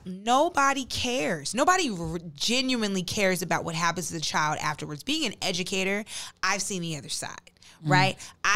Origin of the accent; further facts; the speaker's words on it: New Jersey, United States; now in Texas, United States; we're from New Jersey